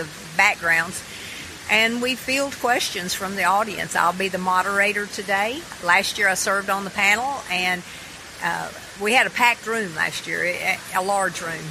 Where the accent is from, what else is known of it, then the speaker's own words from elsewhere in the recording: Tennessee, United States; I am right here from Tennessee. I was born and raised, and I've traveled all over the world, and I've never found a place that I liked any better than Tennessee